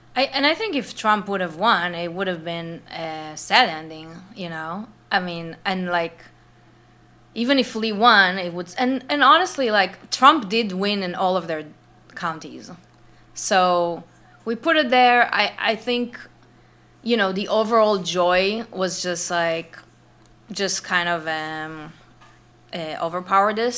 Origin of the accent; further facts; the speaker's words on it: Israel; moved away; also born or lived in New York / Los Angeles; I'm from Israel